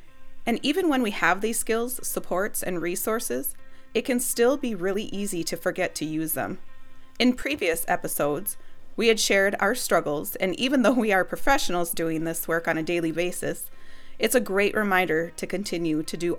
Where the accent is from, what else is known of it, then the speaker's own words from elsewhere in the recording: Pine County, Minnesota, United States; moved away as an adult; I currently reside in the urban area, but I'm still very much a part of my hometown, which is located in Pine County.